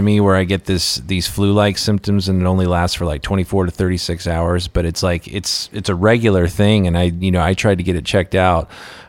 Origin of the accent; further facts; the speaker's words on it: Kansas, United States; I'm from Kansas, and there's a lot of Scottish in me.